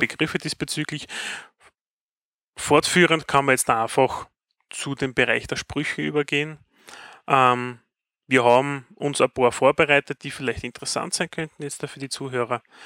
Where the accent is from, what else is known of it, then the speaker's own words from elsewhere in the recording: Styria, Austria; bei uns in der Steiermark